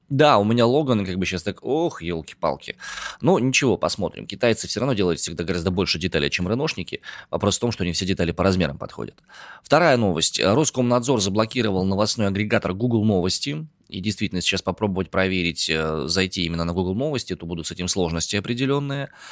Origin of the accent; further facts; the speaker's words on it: Omsk, Omsk Oblast, Russia; я родом из Омска